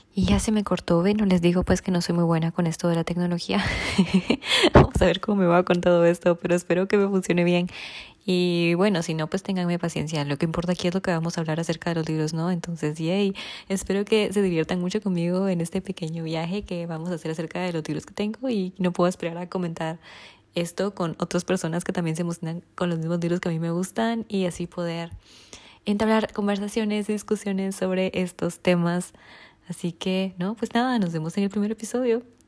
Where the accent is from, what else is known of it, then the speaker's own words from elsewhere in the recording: Guatemala; soy de Guatemala